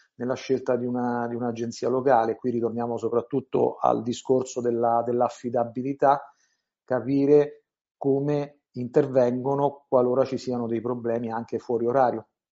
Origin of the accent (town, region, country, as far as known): Italy